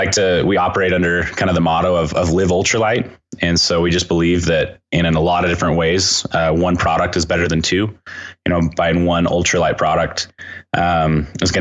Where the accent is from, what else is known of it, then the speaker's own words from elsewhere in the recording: Southern Utah, United States; also born or lived in Cedar City, Utah; I grew up in Southern Utah. The town I grew up in was about 7,000 people